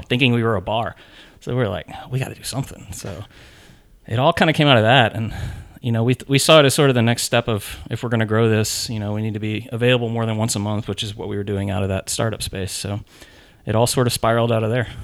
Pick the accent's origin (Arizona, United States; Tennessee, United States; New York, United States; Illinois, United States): Tennessee, United States; Nashville; I grew up in Nashville